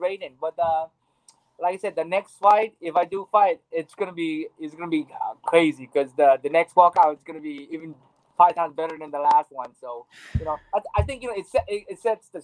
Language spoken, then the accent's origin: English; Maui, Hawaii, United States; I grew up in Hawaii. Maui, Hawaii